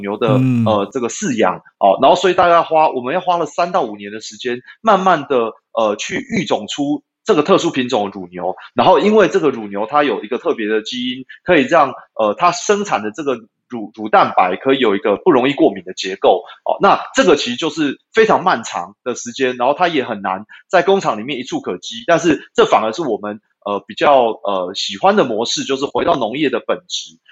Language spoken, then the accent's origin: Chinese; Taipei, Taiwan; moved away as an adult; now in Yunlin, Taiwan; 原本我是台北人啦，对，那后来我就把，呃，户籍搬到云林